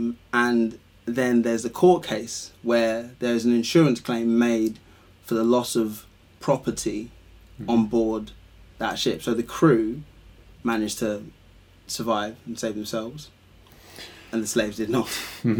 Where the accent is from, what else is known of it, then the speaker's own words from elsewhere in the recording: Ghana; I'm Ghanaian